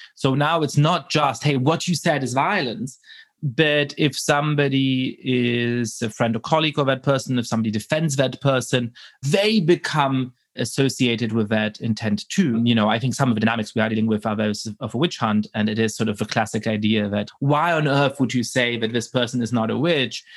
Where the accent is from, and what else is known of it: Germany; born or raised there; moved away